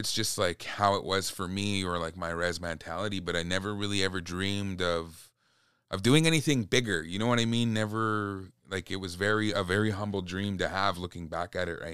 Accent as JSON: {"language": "English", "town": "Old Masset", "region": "British Columbia", "country": "Canada", "said": "I like to say that I'm from Old Masset, even though, you know, I was born"}